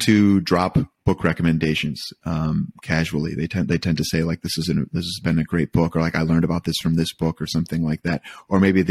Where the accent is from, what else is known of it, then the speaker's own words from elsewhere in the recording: Michigan, United States; I was born and raised in Michigan